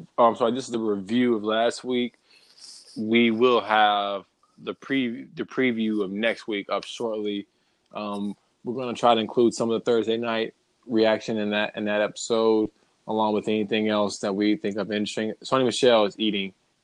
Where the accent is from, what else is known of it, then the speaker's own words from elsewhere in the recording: New Orleans, Louisiana, United States; I'm from New Orleans.